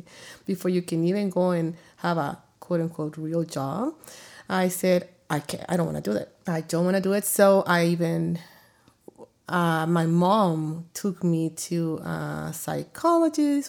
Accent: El Salvador; now in Arizona, United States; born in El Salvador to a family where my dad was a provider

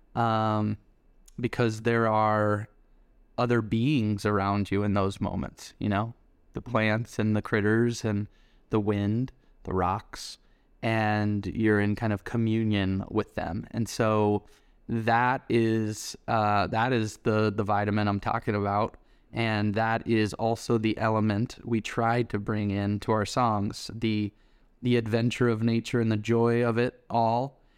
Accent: Denver, Colorado, United States; we grew up in Denver, Colorado together

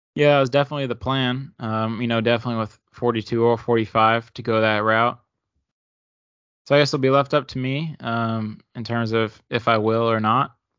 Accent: Maryland, United States; Growing up in Maryland

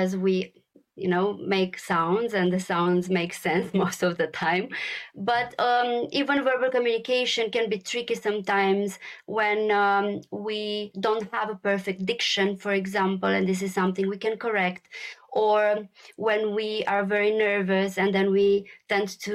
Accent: Romania; moved away as an adult; also born or lived in Brussels, Belgium; Born and raised in Romania

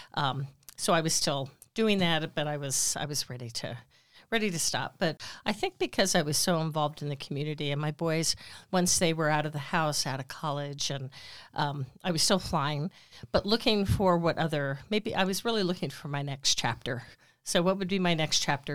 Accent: Sparks, Nevada, United States; also born or lived in Bay Area, California; I grew up here in Sparks. I've lived in Sparks actually fifty-eight out of my sixty-eight years.

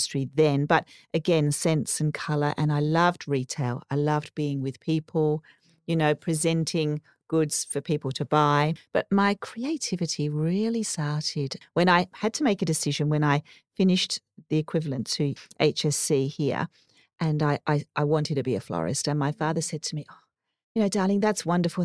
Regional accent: Surrey, South East England, United Kingdom; now in Australia; I grew up in Surrey in the UK

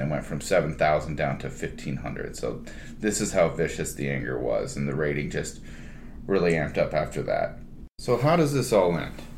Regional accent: United States; as an American person

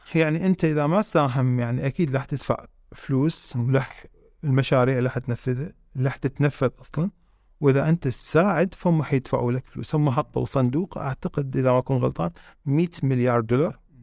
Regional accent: Iraq; احنا يعني في عندنا في العراق

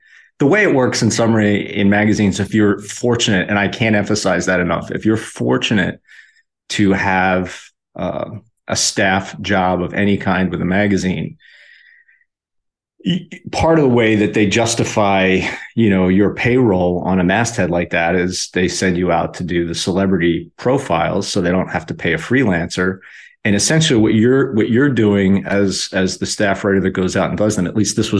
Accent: Philadelphia, Pennsylvania, United States; moved away as an adult; also born or lived in Los Angeles / Denver; I went back to my hometown in Philly

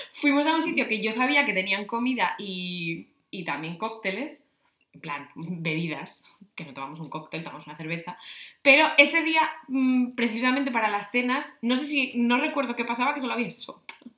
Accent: Navia, Asturias, Spain; Navia, mi pueblo

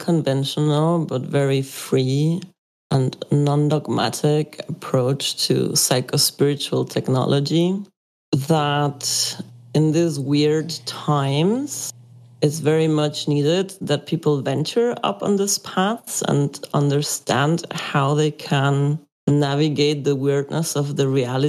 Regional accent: Mexico; moved away as an adult; also born or lived in Germany; I grew up in Catholic paradigm Mexico

